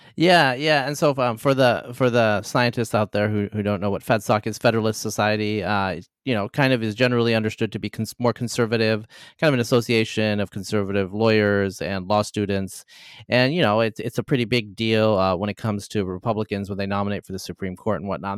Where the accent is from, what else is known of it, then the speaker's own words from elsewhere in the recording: Oregon, United States; I'm actually from the Pacific Northwest too. I'm from Oregon